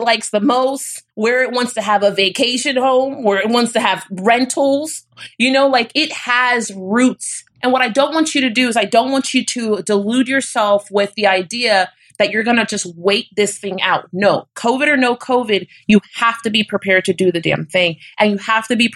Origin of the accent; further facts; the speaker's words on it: Florida, United States; I'm from Florida.